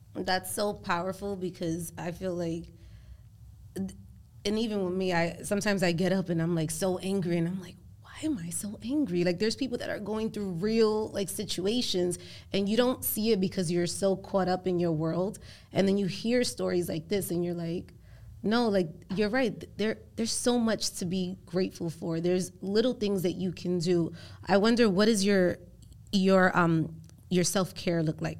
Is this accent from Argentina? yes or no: no; Puerto Rico; first language Spanish; English is a second language; also born or lived in Spanish Harlem, New York; now in New York, United States; I was born in Puerto Rico, but when I moved here, you know, to, I, I moved to Spanish Harlem, I didn't know any, um, English at all.